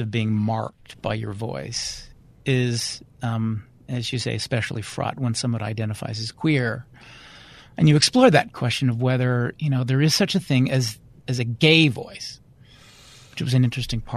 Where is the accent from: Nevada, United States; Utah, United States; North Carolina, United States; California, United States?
Utah, United States; Davis County; I'm from Davis County, Utah, suburban Salt Lake City.